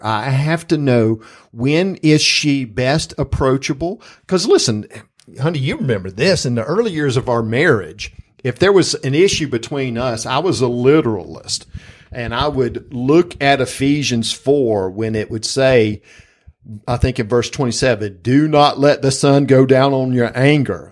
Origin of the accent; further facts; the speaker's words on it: Springfield, Georgia, United States; growing up in South Georgia, this house that we lived in at the time in Springfield, Georgia